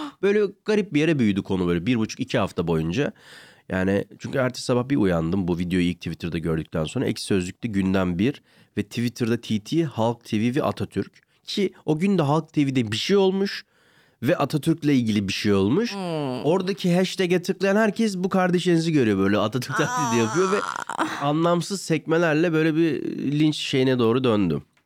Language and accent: Turkish; Ankara, Turkey; ben bir de Ankaralıyım.